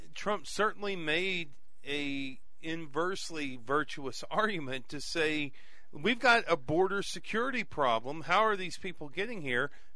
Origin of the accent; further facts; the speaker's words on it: Abernathy, Texas, United States; now in Lubbock, United States; I grew up in Abernathy, Texas